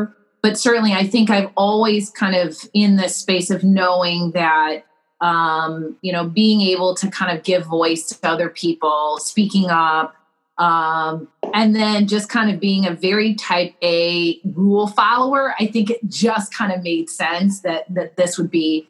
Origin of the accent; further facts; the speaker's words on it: Panama; moved away as an adult; So I grew up in the Republic of Panama because of my parents' jobs. So, you know, I had kind of the jump of leaving Panama and then going to college in Atlanta.